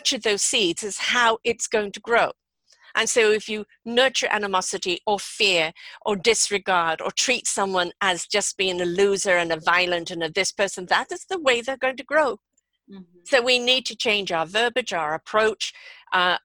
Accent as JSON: {"language": "English", "region": "England", "country": "United Kingdom", "tie": "born or raised there", "moved": "yes", "said": "when I grew up in England"}